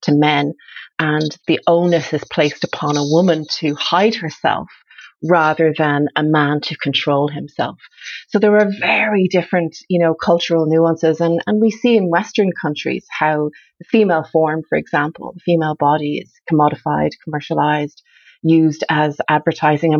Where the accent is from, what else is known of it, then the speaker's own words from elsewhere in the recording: Ireland; moved away; also born or lived in Canada; I grew up in Ireland. I grew up in Ireland in the 70s and 80s